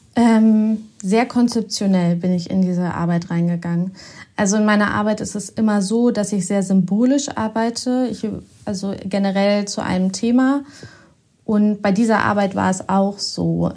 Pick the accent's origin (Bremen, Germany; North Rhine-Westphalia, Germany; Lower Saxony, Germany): Lower Saxony, Germany; Osnabrück; moved away as an adult; also born or lived in Bielefeld; now in Hamburg, Germany; ich bin ganz in der Nähe von Bielefeld aufgewachsen, in Osnabrück.